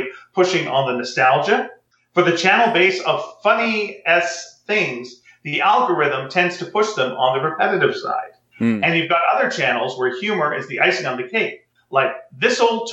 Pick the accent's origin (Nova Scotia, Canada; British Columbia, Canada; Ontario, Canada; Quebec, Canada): Quebec, Canada; Montreal; I'm from Montreal.